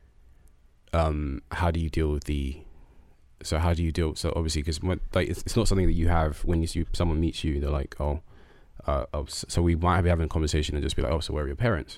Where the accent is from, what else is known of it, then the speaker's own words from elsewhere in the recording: London, United Kingdom; also born or lived in Nunhead; I was born and raised in Peckham